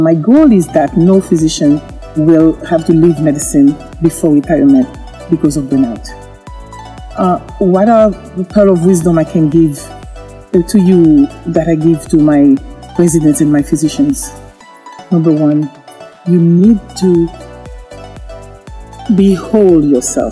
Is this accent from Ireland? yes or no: no; Haiti; moved away; I'm originally from Haiti